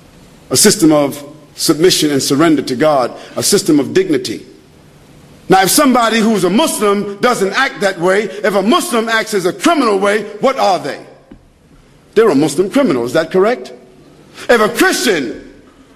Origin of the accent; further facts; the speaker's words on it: United States; I'm from America